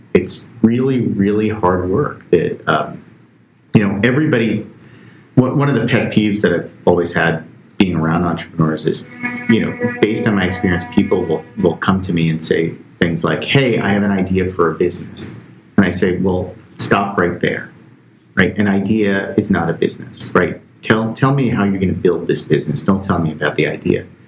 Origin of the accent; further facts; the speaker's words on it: Bayonne, New Jersey, United States; I'm from Bayonne, New Jersey, right across the, the river here